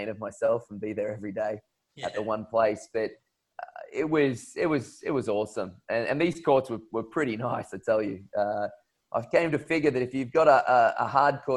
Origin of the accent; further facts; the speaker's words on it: Queensland, Australia; growing up, being a Queenslander